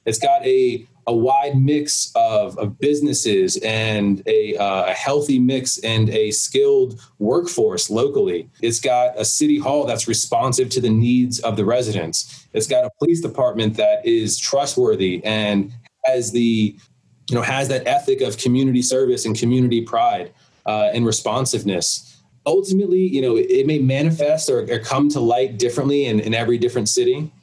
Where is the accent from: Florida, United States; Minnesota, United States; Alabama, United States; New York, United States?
Florida, United States; South; where I grew up in South Florida